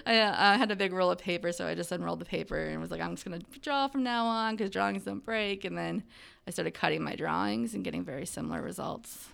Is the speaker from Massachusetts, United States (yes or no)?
no; Ohio, United States; also born or lived in Baltimore, Maryland / Seattle, Washington; I grew up in Pawtucket, Ohio